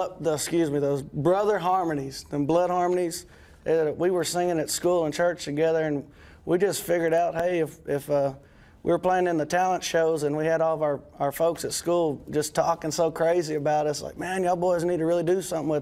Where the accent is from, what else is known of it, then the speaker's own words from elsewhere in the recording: Waco, Texas, United States; I've lived here in Waco my whole life. My whole family lives here